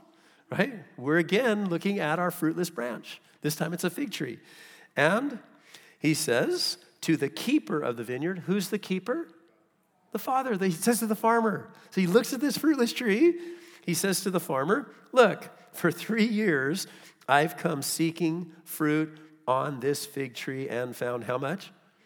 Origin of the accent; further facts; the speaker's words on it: California, United States; I came from Southern California, and Southern California is an arid climate